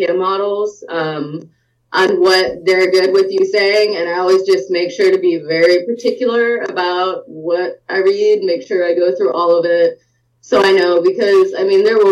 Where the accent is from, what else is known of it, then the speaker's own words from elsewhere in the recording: the South, United States; I'm from the South